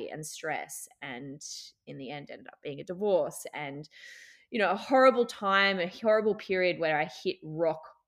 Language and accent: English; Brisbane, Queensland, Australia; moved away as an adult; also born or lived in Newcastle, New South Wales / Dubai; now in Byron Bay, Australia; I was born in Newey, so I was a Newey girl, but I did most of my growing up in Brisbane